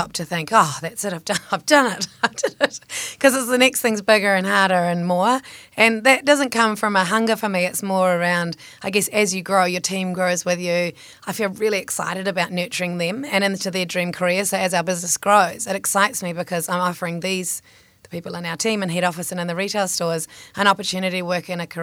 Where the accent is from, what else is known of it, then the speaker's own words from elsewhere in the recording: Papakura, Auckland, New Zealand; I was growing up in Papakura